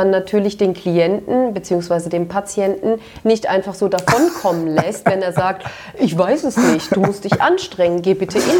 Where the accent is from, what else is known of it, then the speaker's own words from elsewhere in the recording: Turkey; ja, aber da sage ich dir als Türkin, ähm, dass ich das nicht so gut finde.